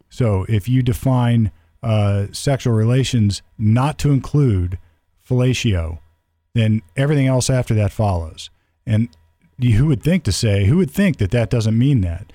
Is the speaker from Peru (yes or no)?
no; United States; we were all Americans